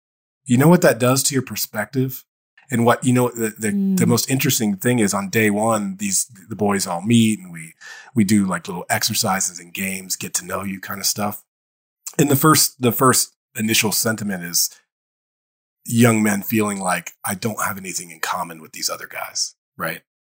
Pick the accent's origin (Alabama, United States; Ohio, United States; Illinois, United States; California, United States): Ohio, United States; Dayton; I grew up in Dayton, Ohio. So I'm in Ohio.